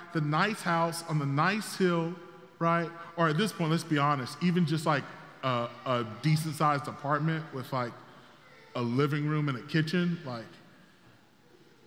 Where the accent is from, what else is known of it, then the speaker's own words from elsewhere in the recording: South Carolina, United States; moved away as an adult; also born or lived in Fort Mill, South Carolina; I grew up in South Carolina, but I moved here from just outside Charlotte, a place called Fort Mill.